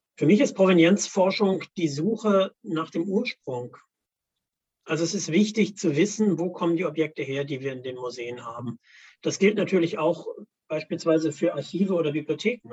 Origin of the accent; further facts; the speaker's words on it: Worbis, Thuringia, Germany; in meiner Heimatstadt in Worbes